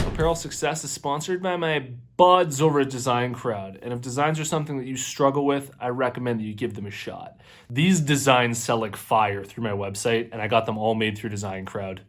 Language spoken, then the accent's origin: English; Canada; I'm also Canadian myself